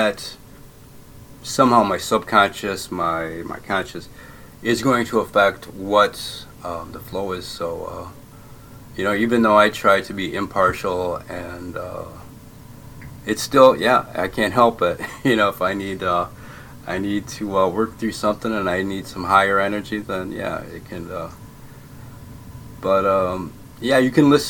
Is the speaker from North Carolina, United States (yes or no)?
no; Essexville, Michigan, United States; moved away as an adult; also born or lived in Bay City, Michigan; now in Netherlands; I grew up in Essexville, Michigan, but I was born in Bay City, Michigan